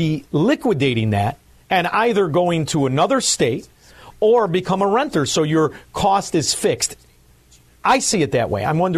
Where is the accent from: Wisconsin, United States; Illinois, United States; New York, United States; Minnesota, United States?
Illinois, United States; Chicago; So I'm from Chicago, Illinois.